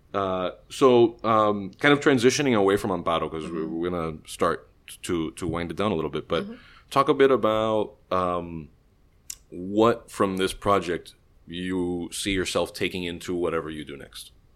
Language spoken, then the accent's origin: English; Miami, Florida, United States; we were all born in Miami